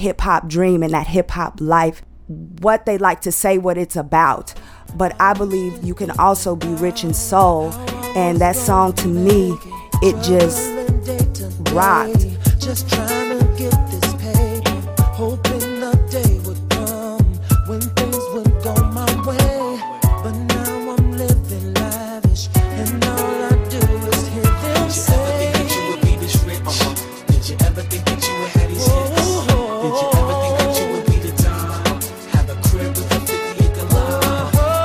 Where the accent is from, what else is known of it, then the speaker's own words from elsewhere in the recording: Lockhart, Texas, United States; also born or lived in Austin, Texas; I'm from Austin, Texas. I grew up with my grandparents. They're like a mother and father to me. So that was in a little town called Lockhart